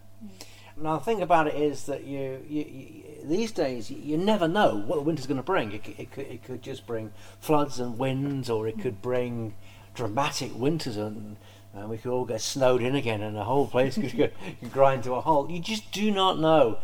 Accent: Merseyside, North West England, United Kingdom; I grew up on Merseyside

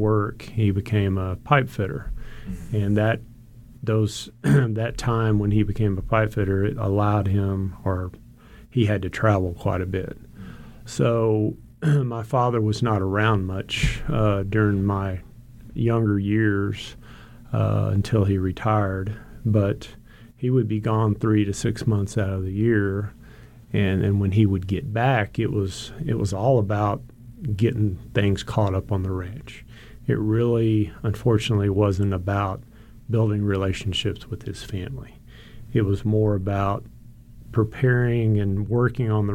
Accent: Gonzales County, Texas, United States; I grew up in Gonzales County in a small rural ranch lifestyle

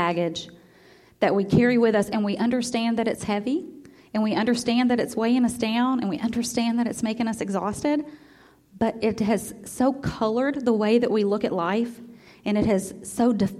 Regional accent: Memphis, Tennessee, United States; born there; my whole family was born in Iuka, Mississippi, and I was born in Memphis, but just barely.

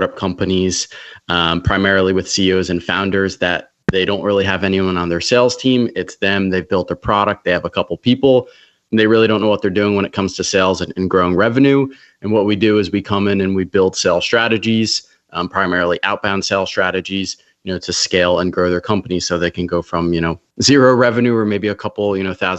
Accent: Wall, New Jersey, United States; also born or lived in Brick, New Jersey; now in Charleston, United States; I grew up north in New Jersey, right central Jersey

